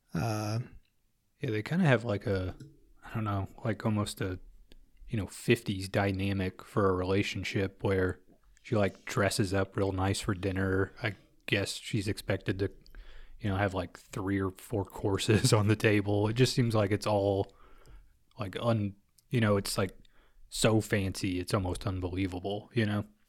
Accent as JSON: {"language": "English", "region": "Midwest", "country": "United States", "said": "We're from the Midwest"}